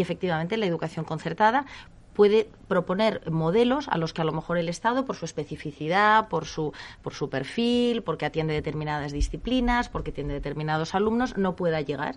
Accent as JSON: {"language": "Spanish", "country": "Spain"}